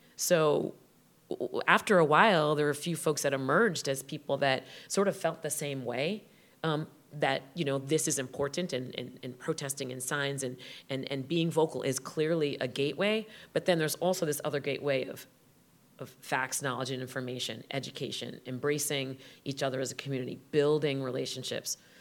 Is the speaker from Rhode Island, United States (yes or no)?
yes; Westerly, Rhode Island, United States; "Where did you grow up?" I said, "Rhode Island."